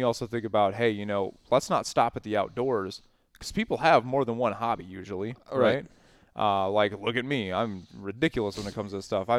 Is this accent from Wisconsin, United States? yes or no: yes; Wisconsin, United States; We are from Wisconsin.